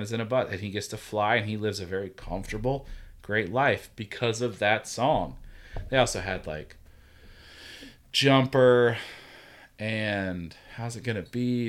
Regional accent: Georgia, United States; now in Virginia, United States; I'm from Georgia

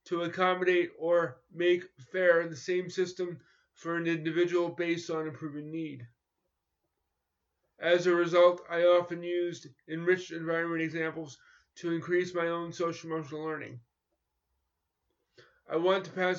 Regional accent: New York, United States; I grew up in New York in competitive schools where it was mainstreamed in the 1970s and 1980s

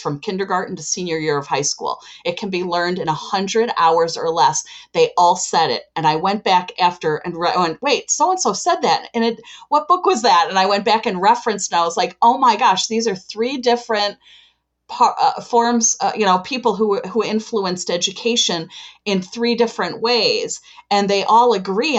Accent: Chicago, Illinois, United States; am from Chicago, Illinois

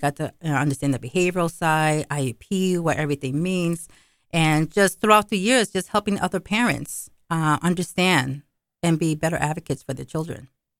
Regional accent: New York, United States; The Puerto Ricans don't want me. The Mexicans don't want me. I'm a New Yorker.

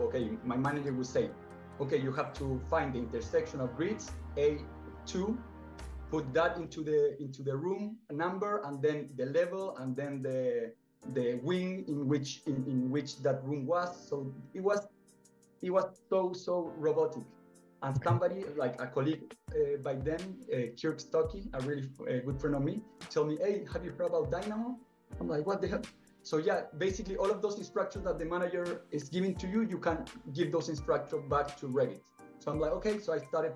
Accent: Santiago, Santiago Metropolitan Region, Chile; moved away as an adult; now in Canada; I am from Chile, from Santiago

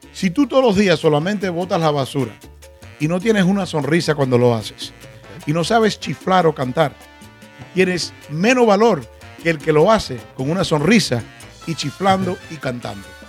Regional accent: Miami, Florida, United States; also born or lived in Cuba; Vinimos de Cuba. Nos criamos aquí en Miami.

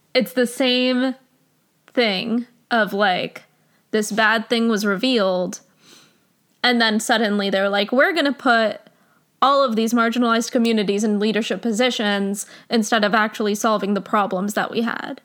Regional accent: New Jersey, United States; my home state of New Jersey

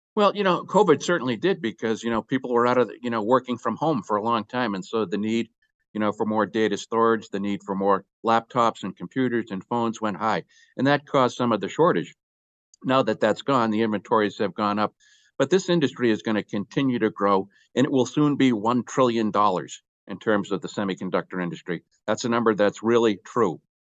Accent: Boston, Massachusetts, United States; moved away; also born or lived in Texas; I'm from Texas, but originally from Boston

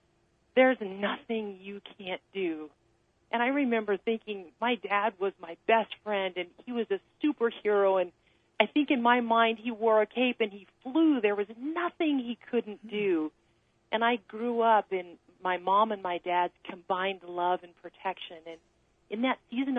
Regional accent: near Mount Shasta, Northern California, United States; I grew up in the mountains of Northern California, not far from Mount Shasta

